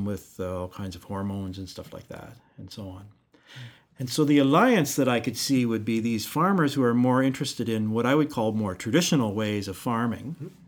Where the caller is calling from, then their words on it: Newfoundland and Labrador, Canada; But we're speaking from Newfoundland here where I can't recycle a can.